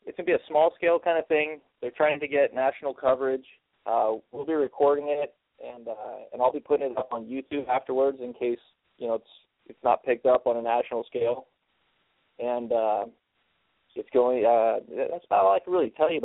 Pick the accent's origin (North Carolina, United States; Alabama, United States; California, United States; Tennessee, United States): California, United States; I was raised in California